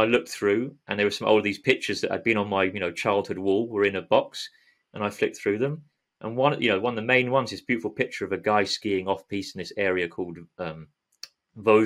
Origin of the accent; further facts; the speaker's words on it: London, United Kingdom; moved away as an adult; I grew up in South London